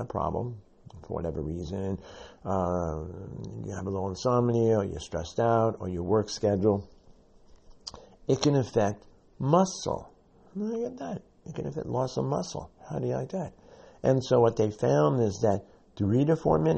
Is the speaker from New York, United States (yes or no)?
yes; New York City, New York, United States; I'm a New Yorker and from the South Bronx